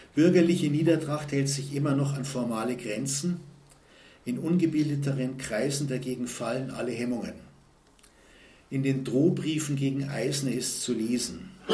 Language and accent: German; Munich, Bavaria, Germany; bei uns in München